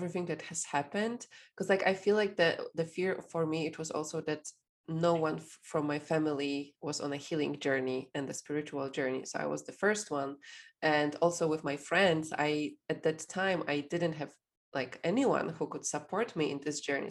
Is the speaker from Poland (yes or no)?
yes; Poland; I'm from Poland